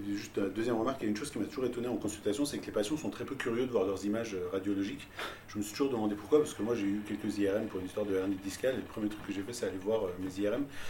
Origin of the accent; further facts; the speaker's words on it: Tehran, Tehran Province, Iran; now in France; j'ai grandi à Téhéran